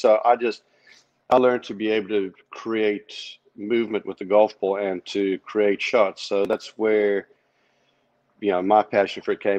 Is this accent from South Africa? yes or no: yes; South Africa; moved away as an adult; when I grew up in South Africa, the education system was unparalleled.